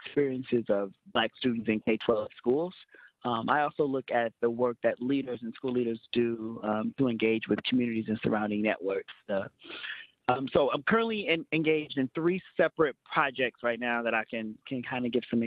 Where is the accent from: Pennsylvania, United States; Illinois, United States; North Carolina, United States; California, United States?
Illinois, United States; Chicago; I am from the South Side of Chicago, so a lot of my own upbringing was in inner city low income schools.